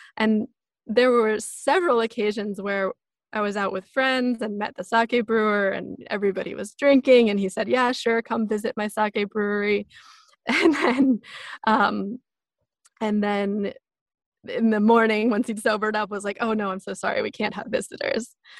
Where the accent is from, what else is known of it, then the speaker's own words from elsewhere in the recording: small town outside of Seattle, Pacific Northwest, Washington, United States; I grew up in the Pacific Northwest in this small town outside of Seattle.